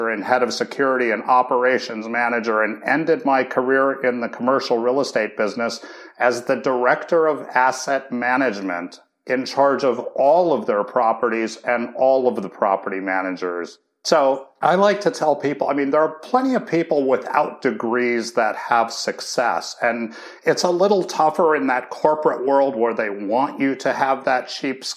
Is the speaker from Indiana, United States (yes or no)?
no; Duluth, Minnesota, United States; I grew up in Duluth, Minnesota